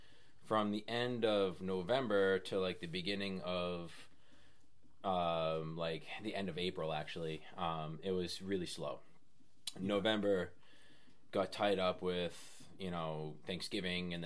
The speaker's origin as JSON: {"language": "English", "town": "West Newbury", "region": "Massachusetts", "country": "United States", "tie": "born or raised there", "also_born_or_lived": "Maine", "moved": "as an adult", "lives_now": "Foster, Rhode Island, United States", "said": "I'm originally from Massachusetts, a little town called West Newbury."}